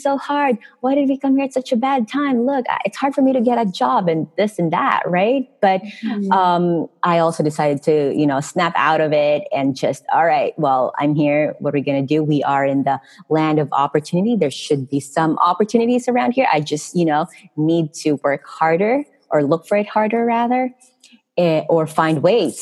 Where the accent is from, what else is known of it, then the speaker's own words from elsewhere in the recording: Philippines; moved away as an adult; I'm from Philippines